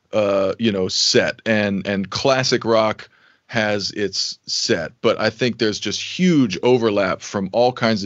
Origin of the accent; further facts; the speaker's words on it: Santa Fe, New Mexico, United States; I grew up in Santa Fe, New Mexico